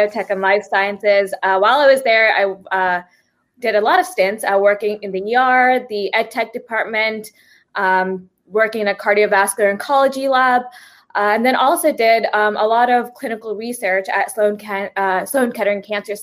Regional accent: Fiji; moved away; I was born in Fiji

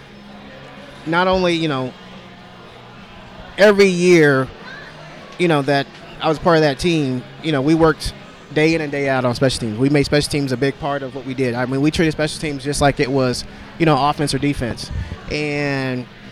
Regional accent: Texas, United States; moved away; I'm originally from Texas

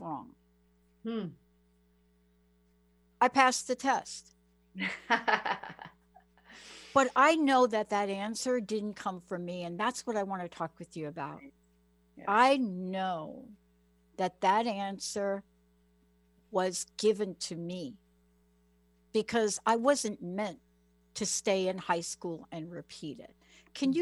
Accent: New York City, New York, United States; I'm a kid from the Bronx. I'm a kid from the projects

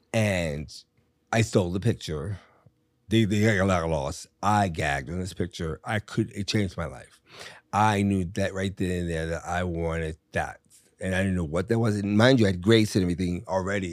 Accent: Richmond, Virginia, United States; moved away; also born or lived in Miami / New York; I had a great life growing up in Virginia

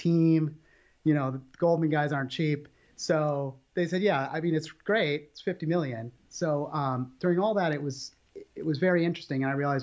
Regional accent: Minnesota, United States; moved away; also born or lived in Puget Sound, Washington / New York / London; I grew up in the Midwest in Minnesota

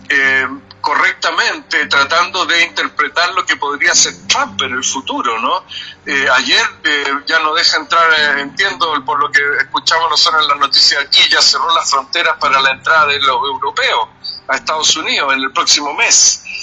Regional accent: Chile; sería un poco presuntuoso eh, para mí como chileno decir eso

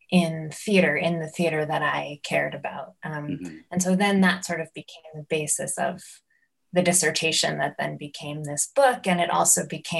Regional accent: New York, United States; growing up in New York

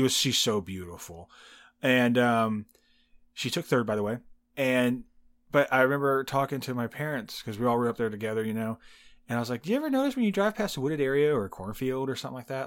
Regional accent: Indiana, United States; accent: Southern; also born or lived in Texas; I grew up in Indiana, and I was like, I don't have a Southern

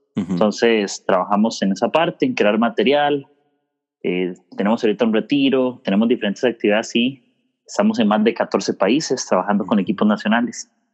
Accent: Desamparados, San José, Costa Rica; yo soy de Costa Rica

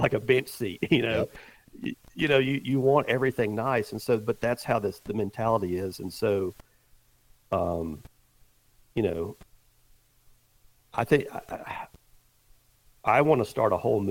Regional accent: the South, United States; I grew up in the South

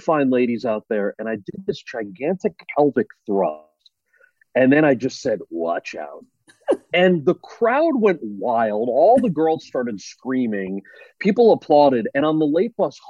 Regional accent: central New Jersey, United States; The town that I grew up in New Jersey

